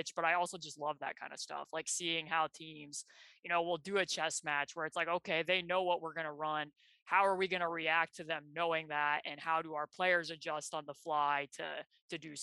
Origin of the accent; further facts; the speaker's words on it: Indiana, United States; I grew up here in Indiana with my dad coaching